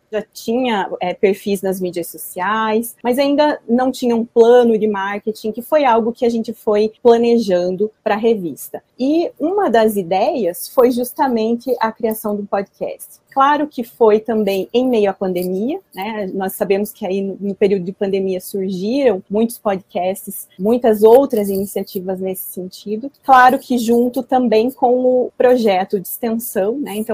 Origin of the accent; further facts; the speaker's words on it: Santa Catarina, Brazil; now in Curitiba, Brazil; Hoje eu estou em Curitiba, né? mas eu sou de Santa Catarina, estudei na UDESC, fiz graduação na Universidade do Estado de Santa Catarina, né? em biblioteconomia.